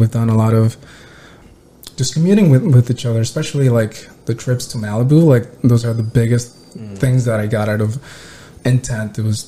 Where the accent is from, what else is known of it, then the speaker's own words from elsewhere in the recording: Mexico; moved away; Like, I came from Mexico. The biggest change for me was like how once you're walking in the city, like nobody gives a shit about you.